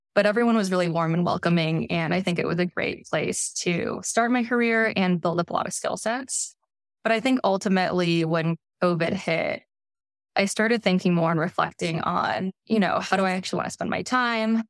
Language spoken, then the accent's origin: English; Bay Area, California, United States; I grew up in the Bay Area